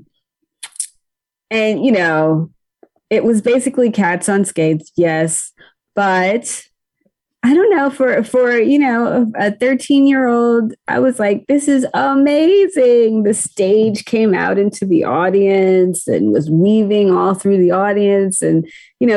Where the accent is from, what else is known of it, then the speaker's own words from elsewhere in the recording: Upper Marlboro, Maryland, United States; I'm from Upper Marlboro, Maryland